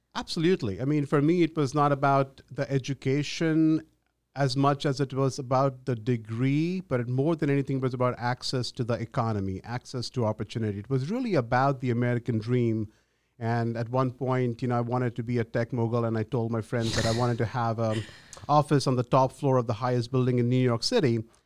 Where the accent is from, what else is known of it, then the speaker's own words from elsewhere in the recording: India; moved away as an adult; also born or lived in Ahmedabad, India / Mumbai, India; now in United States; I was born in Ahmedabad, just a short hop from Mumbai, but I grew up in India.